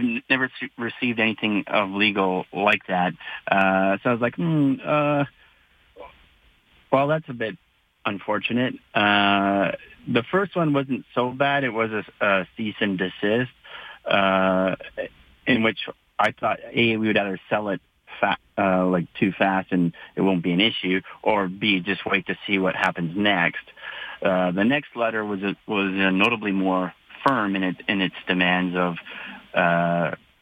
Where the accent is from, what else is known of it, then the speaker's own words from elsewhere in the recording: Calgary, Alberta, Canada; I was born in Calgary, and I decided to build my business here